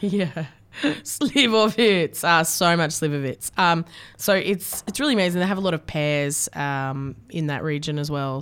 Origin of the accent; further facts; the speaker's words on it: Australia; what we grew up with in Australia